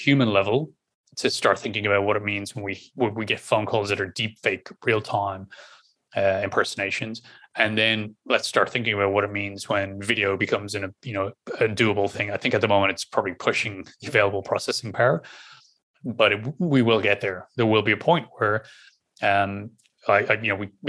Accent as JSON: {"language": "English", "country": "Ireland", "accent": "Irish", "said": "my normal Irish accent"}